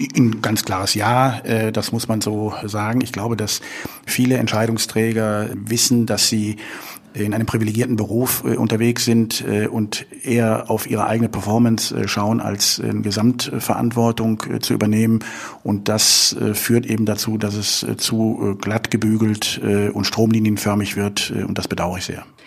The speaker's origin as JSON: {"language": "German", "town": "Leverkusen", "region": "North Rhine-Westphalia", "country": "Germany", "tie": "born or raised there", "lives_now": "Cologne, Germany", "said": "ich bin in Leverkusen geboren"}